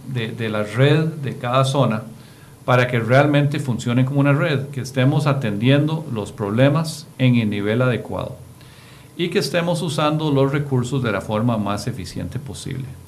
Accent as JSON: {"language": "Spanish", "country": "Costa Rica"}